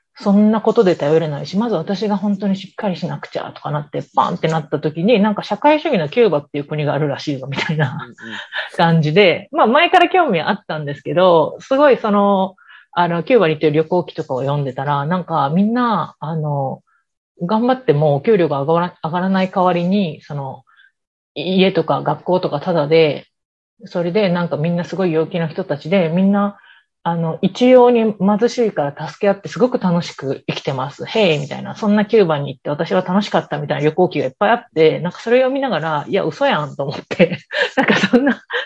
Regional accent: Osaka, Japan; 私、大阪市生まれ、大阪市育ちでずっと大阪市に住んでるから

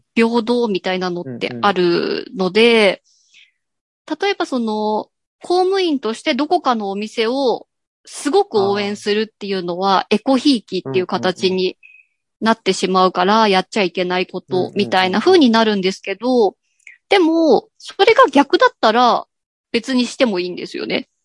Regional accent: Gunma, Japan; born or raised there

